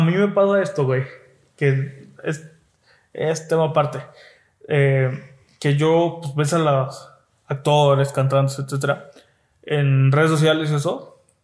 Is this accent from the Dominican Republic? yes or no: no; Mexico; como mexicanos